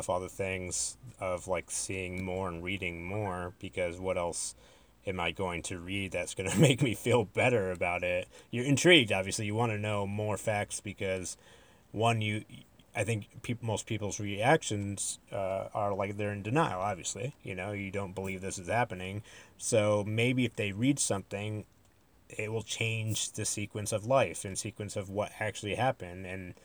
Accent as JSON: {"language": "English", "region": "Connecticut", "country": "United States", "tie": "born or raised there", "said": "I was born and raised in Connecticut"}